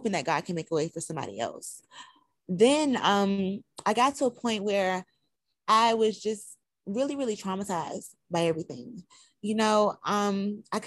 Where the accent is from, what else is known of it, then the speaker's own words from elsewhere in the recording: Albany, Georgia, United States; also born or lived in West Palm Beach, Florida; Originally, I was raised in Albany, Georgia, but I was born in West Palm Beach, Florida